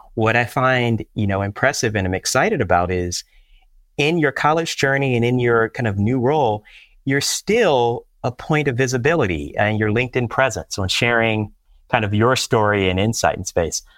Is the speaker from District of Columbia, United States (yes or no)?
yes; Washington, District of Columbia, United States; my hometown of Washington, D C